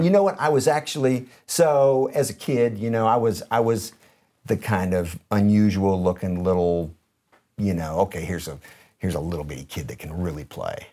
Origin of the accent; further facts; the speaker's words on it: Detroit, Michigan, United States; also born or lived in San Jose area, California / Minnesota; we moved to Detroit from around the San Francisco, San Jose area of California, uh, to go to sixth grade